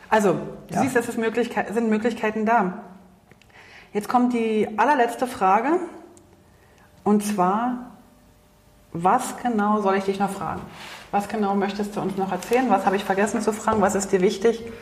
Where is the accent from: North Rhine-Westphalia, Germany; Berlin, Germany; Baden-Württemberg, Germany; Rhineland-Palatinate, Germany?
Berlin, Germany; wir als Berliner